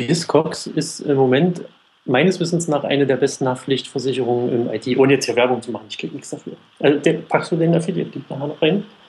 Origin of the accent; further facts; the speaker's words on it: the East, eastern Germany, Germany; Ich komme ja aus dem Osten.